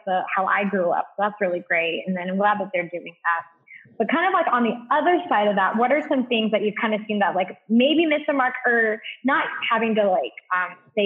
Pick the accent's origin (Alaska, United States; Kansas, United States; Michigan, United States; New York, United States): Kansas, United States; Western; growing up as a Filipino American in like Western Kansas